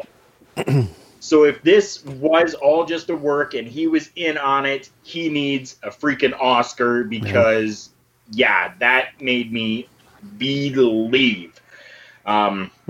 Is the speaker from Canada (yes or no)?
yes; Canada; I'm Canadian